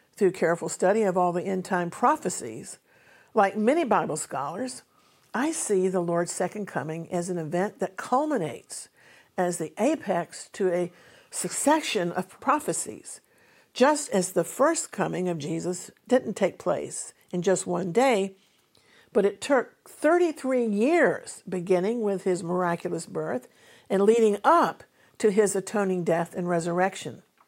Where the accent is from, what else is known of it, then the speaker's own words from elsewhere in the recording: United States; also born or lived in United Kingdom; an American who holds dual nationality, both American and British